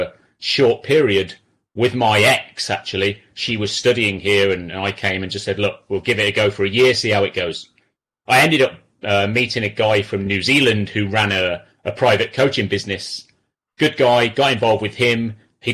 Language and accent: English; Coventry, West Midlands, United Kingdom; now in Los Angeles, United States; I'm from Coventry